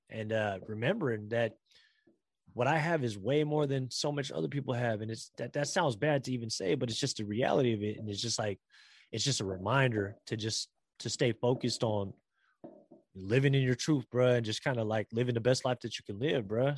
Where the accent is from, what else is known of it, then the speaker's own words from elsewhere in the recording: San Francisco, California, United States; I was born here in San Francisco and the Bay Area and California and in America